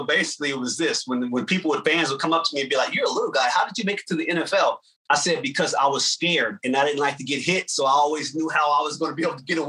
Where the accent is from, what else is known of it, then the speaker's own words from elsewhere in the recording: Trenton, New Jersey, United States; But I'm actually originally from Trenton, New Jersey.